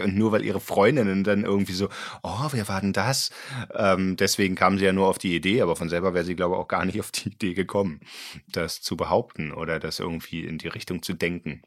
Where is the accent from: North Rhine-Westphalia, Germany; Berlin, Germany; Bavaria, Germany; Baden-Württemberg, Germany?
Berlin, Germany; Ich komme aus Ostberlin